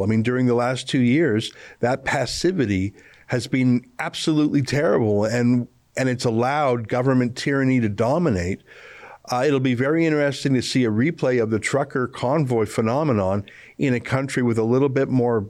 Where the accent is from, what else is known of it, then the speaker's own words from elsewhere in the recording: Canada; I was born in Canada where it's safe